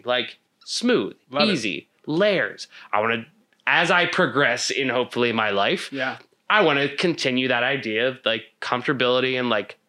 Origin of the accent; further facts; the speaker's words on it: Philadelphia, Pennsylvania, United States; I'm from Philly.